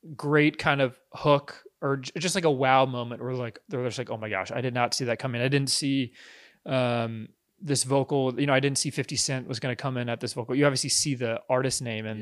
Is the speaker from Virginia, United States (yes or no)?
yes; Virginia Beach, Virginia, United States; I'm from Virginia Beach, Virginia.